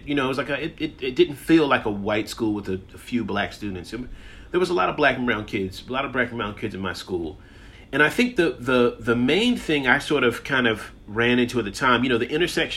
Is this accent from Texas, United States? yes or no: no; Chesapeake, Virginia, United States; as a young black kid growing up in Chesapeake